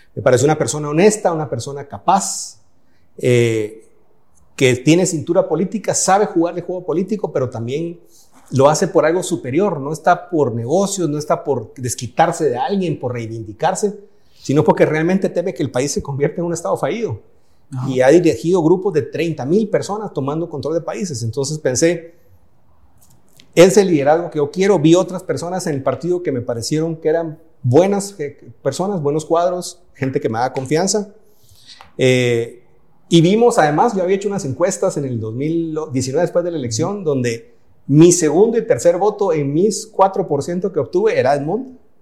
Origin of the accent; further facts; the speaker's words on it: Guatemala; moved away as an adult; also born or lived in Switzerland / Germany / Italy; Yo hice una parte de mi carrera fuera de Guatemala